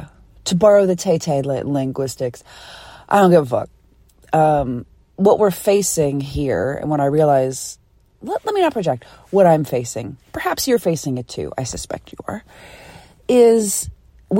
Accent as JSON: {"language": "English", "town": "Philadelphia", "region": "Pennsylvania", "country": "United States", "said": "I'm from Philly."}